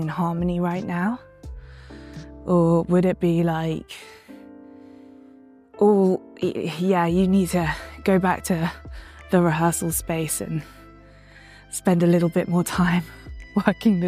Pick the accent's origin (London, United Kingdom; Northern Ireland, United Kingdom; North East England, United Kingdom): London, United Kingdom; moved away; I grew up in London